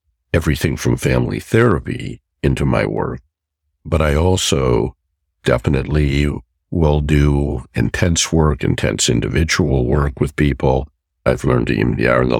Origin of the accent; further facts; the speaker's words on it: Chicago, Illinois, United States; moved away as an adult; also born or lived in Wilmette, Illinois / Canada; I was back in my hometown